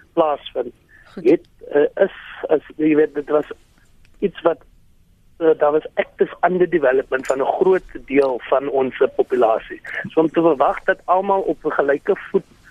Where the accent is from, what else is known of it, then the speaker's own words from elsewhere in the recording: South Africa; ons as Suid-Afrikaners